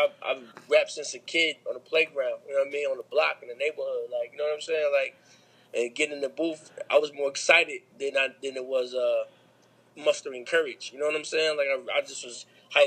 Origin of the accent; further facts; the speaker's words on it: Grand Rapids, Michigan, United States; moved away; I'm from Grand Rapids